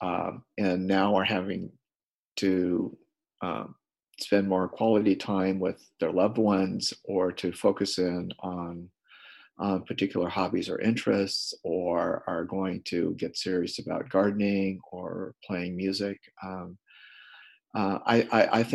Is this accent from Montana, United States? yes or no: yes; Missoula, Montana, United States; I'm a socialist from Missoula, Montana